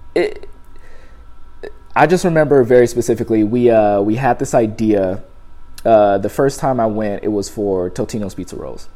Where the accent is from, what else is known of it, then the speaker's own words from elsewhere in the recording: Compton, California, United States; moved away; Use all my type of slangs that I grew up using in Compton